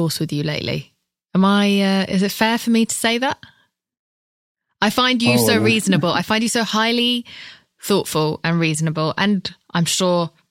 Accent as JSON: {"language": "English", "country": "United Kingdom", "said": "I'm British"}